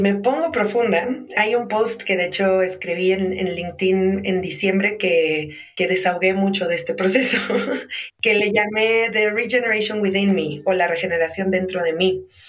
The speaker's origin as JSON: {"language": "Spanish", "country": "Mexico", "said": "me identifico como mexicana y empiezo a ver que mi identidad mexicana tiene un historial"}